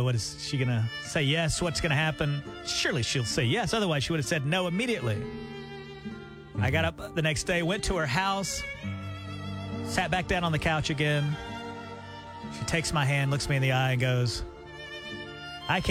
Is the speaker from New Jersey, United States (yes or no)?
no; Auburn, Alabama, United States; moved away; back in my hometown in Auburn, Alabama